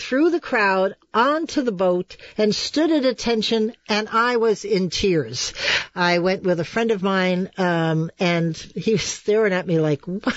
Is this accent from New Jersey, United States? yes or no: yes; New Jersey, United States; moved away; I'm from New Jersey